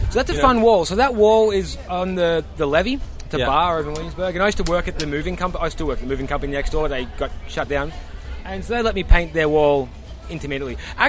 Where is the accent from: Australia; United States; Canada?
Australia; Oh, no, bro.